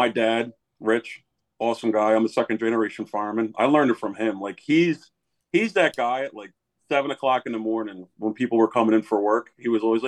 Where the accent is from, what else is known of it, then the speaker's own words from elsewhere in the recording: Folcroft, Pennsylvania, United States; I grew up in Fallcroft, also Delaware County